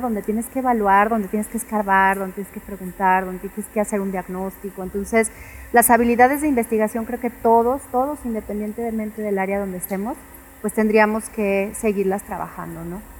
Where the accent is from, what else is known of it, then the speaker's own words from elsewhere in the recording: Mexico; comemos como mexicanos